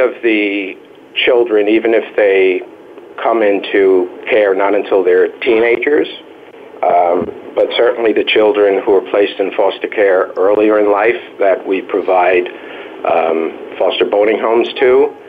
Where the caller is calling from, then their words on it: South Bronx, New York, United States; For me, my experience is working with, and I'm calling from the South Bronx, where I've worked for about 30 years.